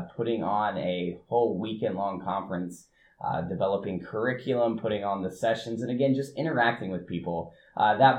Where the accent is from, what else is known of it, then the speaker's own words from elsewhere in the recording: Union City, Indiana, United States; I'm originally from Union City, Indiana, which is a small town in Randolph County over towards the east central part of the state